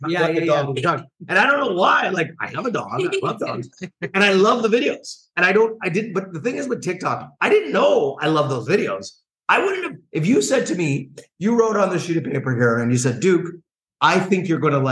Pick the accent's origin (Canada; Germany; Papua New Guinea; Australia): Canada; Toronto, Ontario; also born or lived in Los Angeles; I commute back and forth from Toronto, Ontario. So I'm Canadian. And I'm a child of Jamaican immigrants. So growing up with Jamaican parents